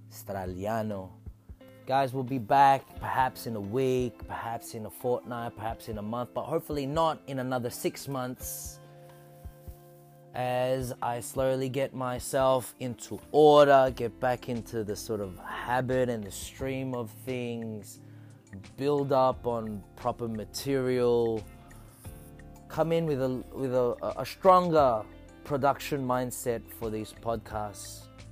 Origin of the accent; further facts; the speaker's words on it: Philippines; now in Australia; Consoling in my roots as a Filipino, and you know, a bit of social commentary for what it means to be that in a country known as Australia.